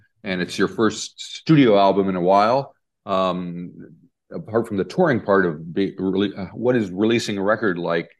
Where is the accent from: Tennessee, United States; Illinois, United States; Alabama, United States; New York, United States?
New York, United States; Rochester; I'm from Rochester, New York.